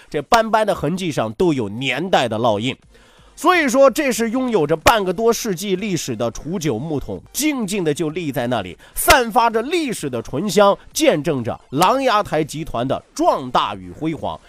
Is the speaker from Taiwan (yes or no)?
no; Shandong, China; 山东孔子早就暴露了咱们山东人愿意说倒装句的习惯了